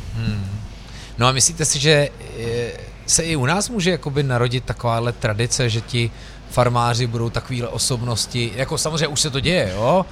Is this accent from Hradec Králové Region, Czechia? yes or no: no; Prague, Czechia; já jsem z Vršovic